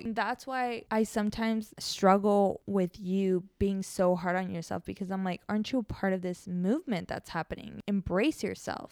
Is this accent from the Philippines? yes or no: no; Mexico; moved away; I was born in Mexico, so I've grown up very connected to my Mexican culture roots